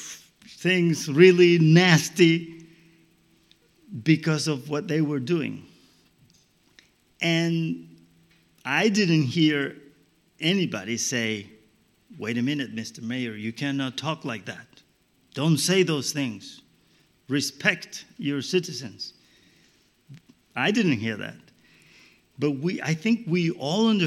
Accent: Colombia; I come from Colombia in South America

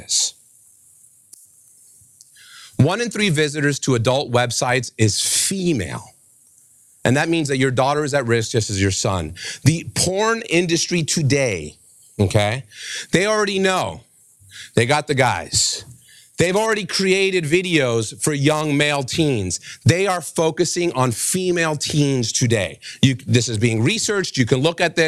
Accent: New York City, New York, United States; When I was raised in New York City

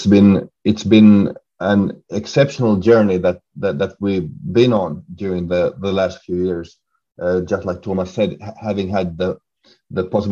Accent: Finland; moved away as an adult; now in Sweden; I'm also originally from Finland, but currently I live in Sweden

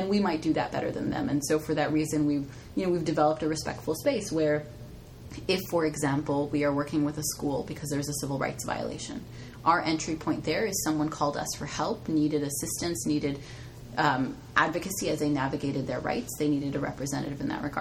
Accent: Southern California, United States; moved away as an adult; now in Bay Area, United States; I'm from Southern California

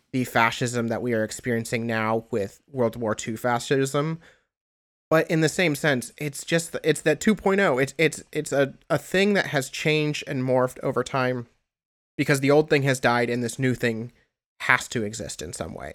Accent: Indiana, United States; I am from Indiana

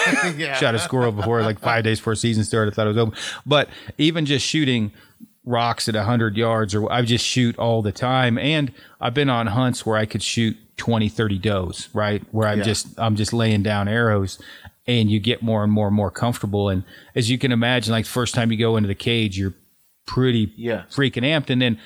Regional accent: Detroit, Oregon, United States; moved away; I'm from Detroit Lake originally, which is kind of right in the middle, not too far from Sisters.

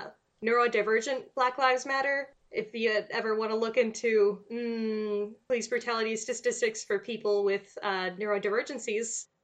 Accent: United States; We're unfortunately American.

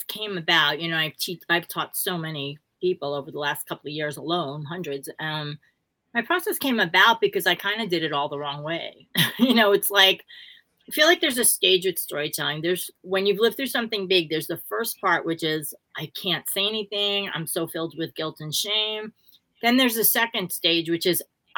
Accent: New York City, New York, United States; growing up in Brooklyn

